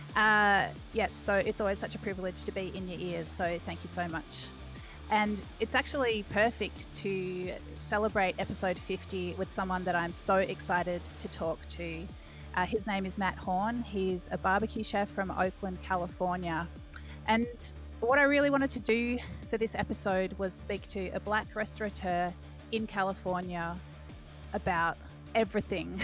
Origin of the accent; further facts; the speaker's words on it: Australia; growing up in Australia